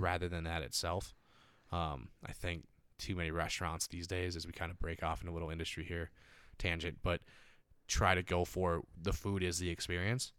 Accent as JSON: {"language": "English", "town": "Stillwater", "region": "Minnesota", "country": "United States", "tie": "born or raised there", "also_born_or_lived": "Santa Monica / Venice / Manhattan Beach", "moved": "yes", "said": "I'm from Stillwater, a very tourist-driven, like, experience kind"}